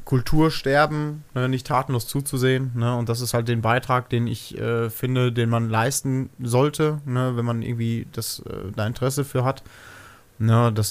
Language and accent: German; Bad Fredeburg, North Rhine-Westphalia, Germany; born there; ich bin gebürtiger Bad Fredeburger. Das heißt, ich bin noch in dem Krankenhaus, was hier vor ein paar Jahren dicht gemacht habe, noch geboren.